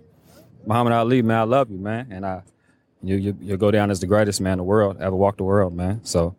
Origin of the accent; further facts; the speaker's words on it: Louisville, Kentucky, United States; I'm a Louisville, Kentucky native.